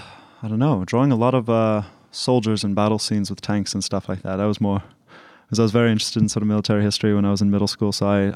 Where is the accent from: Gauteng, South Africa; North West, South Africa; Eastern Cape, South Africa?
Gauteng, South Africa; Pretoria; So I'm from Pretoria, and we've lived there for about 7 years on and off.